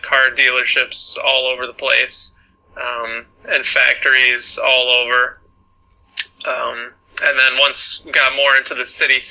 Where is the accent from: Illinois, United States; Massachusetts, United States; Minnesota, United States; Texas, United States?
Minnesota, United States; Buffalo; moved away as an adult; also born or lived in China; I am from the United States, the state of Minnesota, which is in the north of the country near Canada in the middle, and I'm from a small rural town. It's called Buffalo